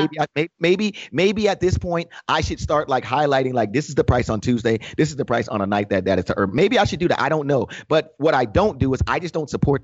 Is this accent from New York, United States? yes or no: yes; New York, United States; being a New Yorker, being a hip hop kid at heart